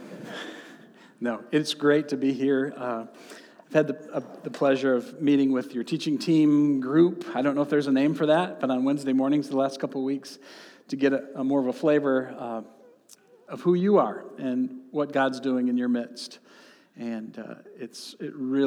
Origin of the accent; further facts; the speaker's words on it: central and southeast Michigan, United States; in the part of the state of Michigan where I grew up. And since I'm from Michigan